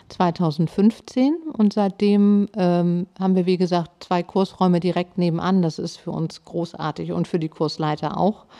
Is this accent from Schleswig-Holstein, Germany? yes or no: no; Hamburg, Germany; moved away; also born or lived in Bad Oldesloe / Schwarzenbek; Ich komme aus Hamburg und bin in Harburg aufgewachsen.